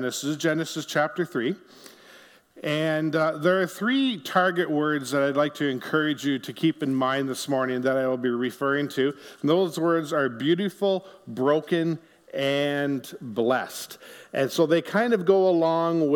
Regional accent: Ontario, Canada; now in Niverville, Canada; our family actually grew up in Ontario

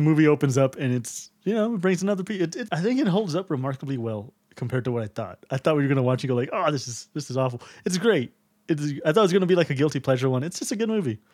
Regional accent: Texas, United States; I'm from Texas.

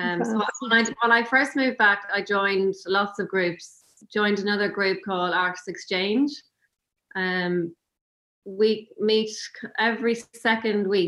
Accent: Cavan, County Cavan, Ireland; also born or lived in London; now in County Louth, Ireland; I'm originally from Cavan, but we moved to County Louth, just along the coast

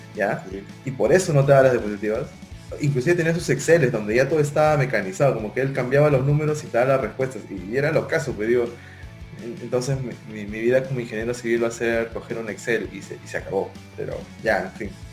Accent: Peru; moved away as an adult; now in Lima, Peru; yo no soy de Lima, soy de provincia y cuando vine acá a Lima

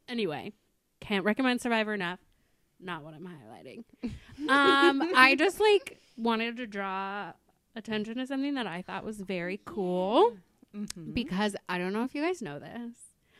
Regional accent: Indianapolis, Indiana, United States; We are born and raised in Indianapolis

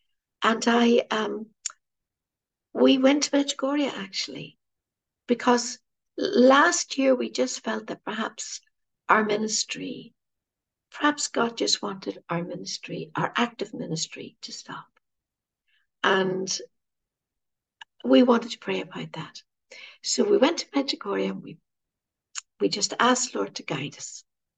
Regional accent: Ireland; Now, you know, being Irish, he's our patron saint.

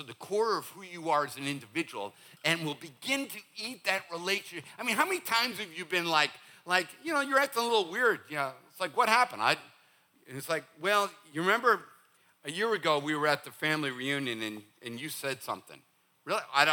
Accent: Northeast, United States; moved away; for the Northeast, we think whenever you say, bless your heart, we think you've cussed at us

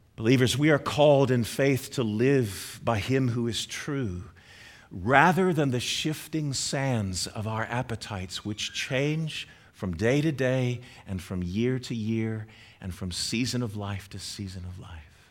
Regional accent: United States

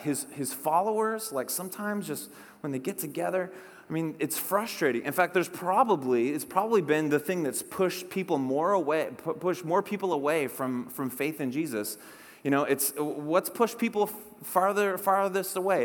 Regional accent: Whidbey Island, Puget Sound, Washington, United States; I grew up on Whidbey Island up in the Puget Sound

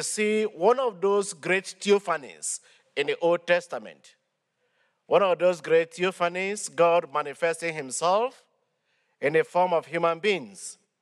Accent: Nigeria; moved away as an adult; from Nigeria, but I've been serving in this archdiocese for the past eight years

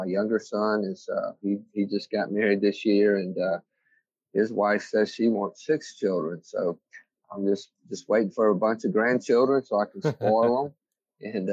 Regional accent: Biloxi, Mississippi, United States; I was born and raised in Mississippi

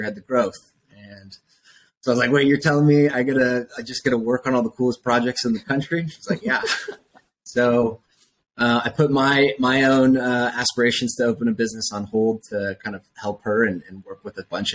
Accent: Portland, Oregon, United States; moved away as an adult; also born or lived in San Francisco, California / Austin, Texas; I grew up in Portland, Oregon

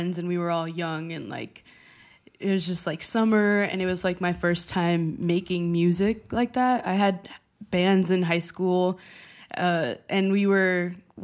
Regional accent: Chicago, Illinois, United States; I grew up in Chicago, born and raised

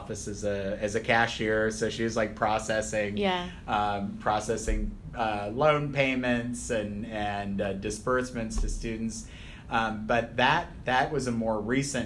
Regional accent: Skagit Valley, Washington, United States; moved away as an adult; where I grew up in Washington State was not a particularly diverse atmosphere

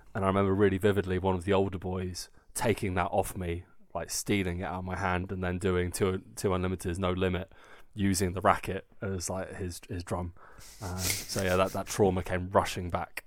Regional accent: England, United Kingdom; now in Germany; we're lucky as English people

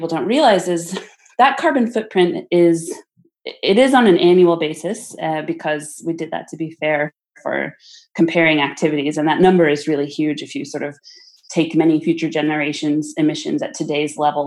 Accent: California, United States; I grew up in California.

